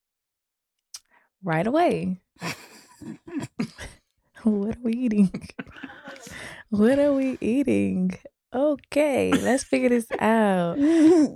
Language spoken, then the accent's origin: English; Florida, United States; moved away as an adult; I'm from Florida. Mm-hmm. So I came up here from Florida